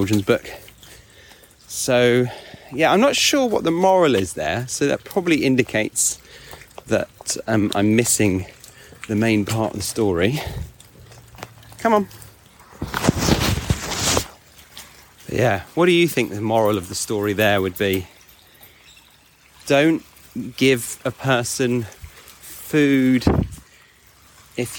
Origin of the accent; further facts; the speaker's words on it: England, United Kingdom; We're all English